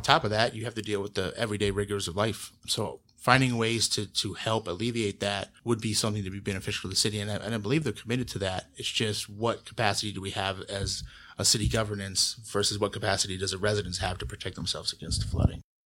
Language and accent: English; Columbus, Ohio, United States; now in Bexley, United States; I grew up in Berwick, which is the neighborhood directly south of Bexley, bordering Livingston